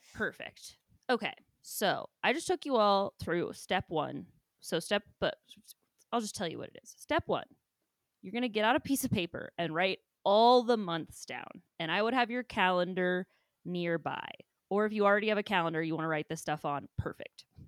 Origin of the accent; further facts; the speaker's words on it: Ohio, United States; born and raised in Ohio